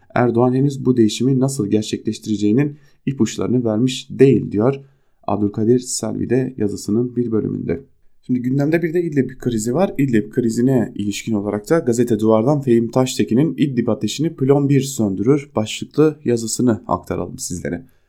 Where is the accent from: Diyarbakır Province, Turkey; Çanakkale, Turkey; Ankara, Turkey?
Diyarbakır Province, Turkey; Diyarbakır; ben Diyarbakırlıyım. Ailem hala Diyarbakır'da yaşıyor.